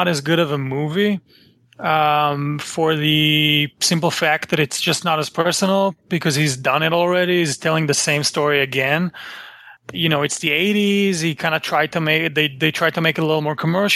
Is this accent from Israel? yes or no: yes; Israel; I grew up in Israel